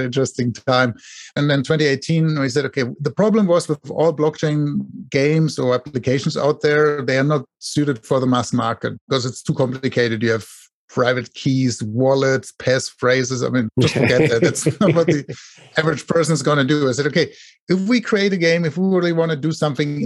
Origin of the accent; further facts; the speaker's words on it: Germany; now in Silicon Valley, United States; I live here in Silicon Valley in the US. Originally, I'm from Germany, with my accent probably